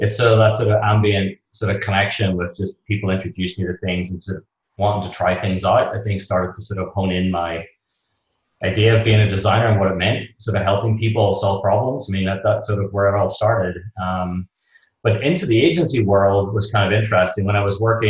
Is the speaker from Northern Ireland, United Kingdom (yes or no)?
yes; Belfast, Northern Ireland, United Kingdom; moved away as an adult; also born or lived in London; now in New York, United States; I'm from Belfast in Northern Ireland. And pretty much at like 18, like most of my friends at the time, we were growing up in Belfast